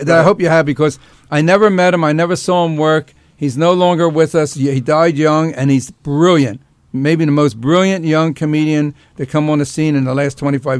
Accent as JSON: {"language": "English", "town": "Philadelphia", "region": "Pennsylvania", "country": "United States", "tie": "born or raised there", "said": "my hometown of Philly"}